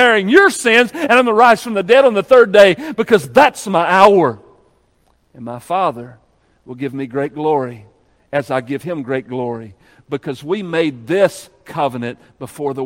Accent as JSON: {"language": "English", "country": "United States", "said": "we're American."}